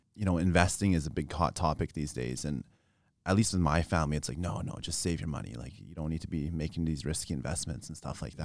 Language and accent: English; Regina, Saskatchewan, Canada; born and raised in Regina